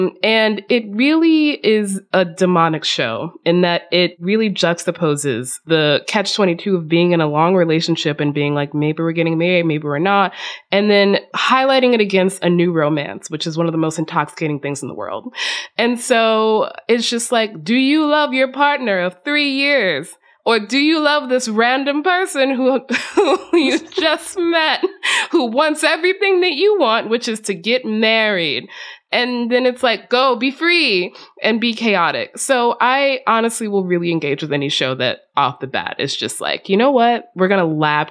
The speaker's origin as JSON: {"language": "English", "region": "the South", "country": "United States", "tie": "born or raised there", "said": "I grew up in the South"}